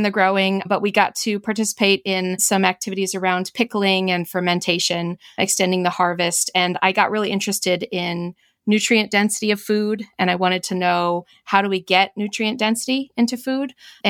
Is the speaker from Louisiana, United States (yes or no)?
no; California, United States; also born or lived in Chicago; I was living in Chicago at the time, but I was from California, and I decided that I needed to move to California